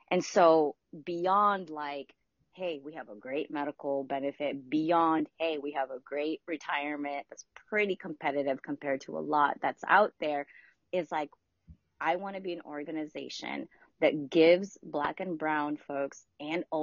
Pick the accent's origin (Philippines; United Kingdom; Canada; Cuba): Philippines; moved away; my mom and I immigrated here from the Philippines in 1989, I believe it was